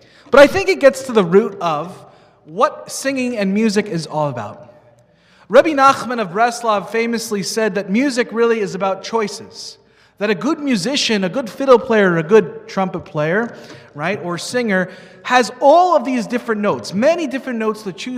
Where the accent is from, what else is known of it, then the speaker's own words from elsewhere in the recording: New York, United States; now in Minnesota, United States; I grew up in New York, so we would go constantly to Broadway